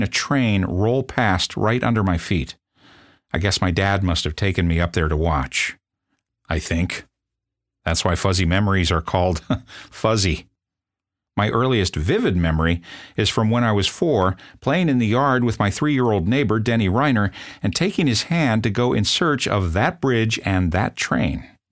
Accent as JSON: {"language": "English", "town": "South Bend", "region": "Indiana", "country": "United States", "said": "I'm from South Bend, Indiana"}